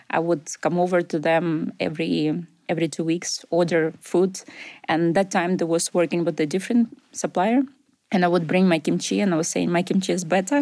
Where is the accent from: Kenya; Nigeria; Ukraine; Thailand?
Ukraine; English is a second language; moved away as an adult; also born or lived in Russia; now in Glasgow, United Kingdom; I was born in Russia, grew up in Ukraine